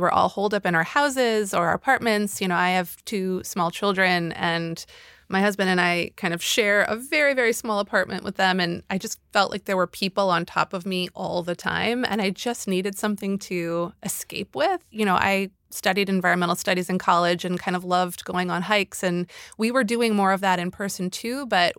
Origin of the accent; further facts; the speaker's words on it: Chicago, Illinois, United States; I grew up in Chicago, and there are these like extensive alley systems, you know, behind the homes.